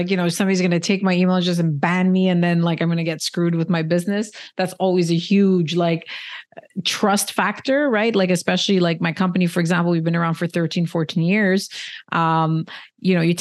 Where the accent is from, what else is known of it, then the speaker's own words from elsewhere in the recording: Canada; I'm Canadian